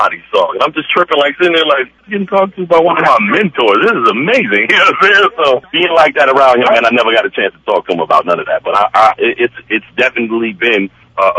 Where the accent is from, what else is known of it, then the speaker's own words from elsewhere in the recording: Chicago, Illinois, United States; I'm from Chicago, man, the birthplace of house music